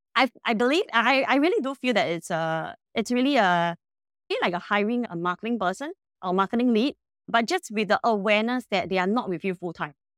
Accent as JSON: {"language": "English", "country": "Singapore", "said": "I'm personally a Singaporean and we are a Singapore-based company"}